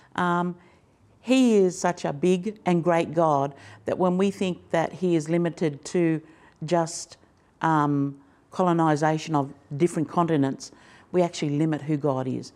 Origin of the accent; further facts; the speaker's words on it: Fingal Head, New South Wales, Australia; just over the river is a place called Fingal Head. That's where I grew up